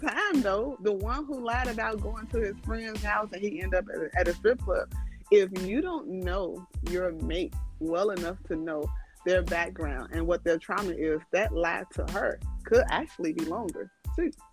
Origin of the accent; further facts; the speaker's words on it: Chicago, Illinois, United States; now in Houston, United States; I am originally Chicago, all Chicago West Side